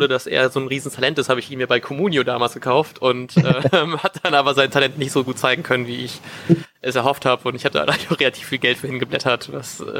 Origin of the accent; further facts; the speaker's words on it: Bremen, Germany; Das kennen wir als Bremer auch ganz gut